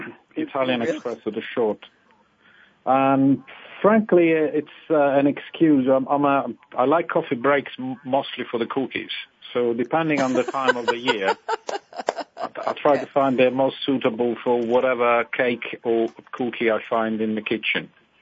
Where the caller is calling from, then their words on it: west of London, South East England, United Kingdom; I'm calling from west of London in the countryside.